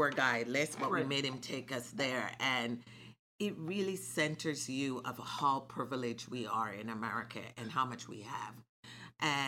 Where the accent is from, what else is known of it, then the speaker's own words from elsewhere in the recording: Jamaica; moved away; I grew up in Jamaica